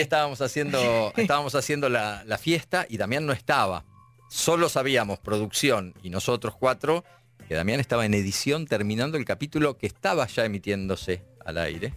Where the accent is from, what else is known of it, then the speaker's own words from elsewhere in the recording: La Plata, Buenos Aires Province, Argentina; moved away as an adult; now in Buenos Aires, Argentina; Soy de La Plata, nací en La ah. Plata. Este, cuando terminé la secundaria me vine acá para, para estudiar teatro